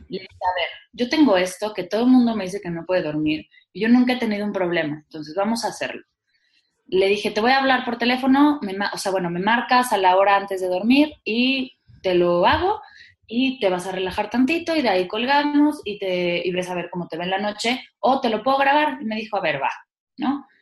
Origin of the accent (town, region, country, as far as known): Mexico